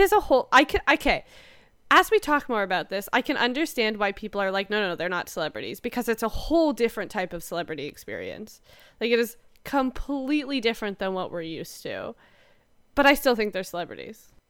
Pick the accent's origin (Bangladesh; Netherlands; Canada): Canada; we're Canadian